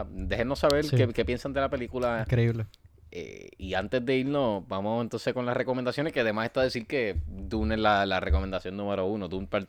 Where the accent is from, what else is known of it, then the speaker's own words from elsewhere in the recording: Puerto Rico; como buen puertorriqueño